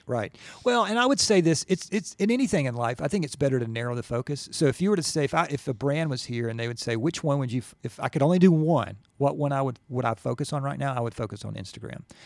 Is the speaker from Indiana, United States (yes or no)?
no; Gwinnett, Georgia, United States; I'm from Gwinnett, went to Norcross High School